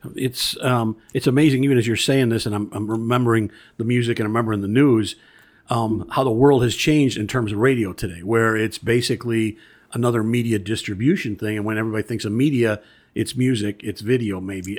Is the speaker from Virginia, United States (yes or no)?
no; Bellwood, Illinois, United States; I grew up in Bellwood